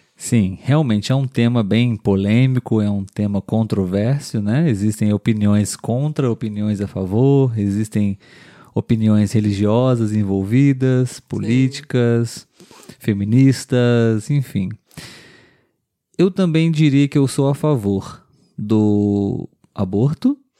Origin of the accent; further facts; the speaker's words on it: Brazil; nós somos brasileiros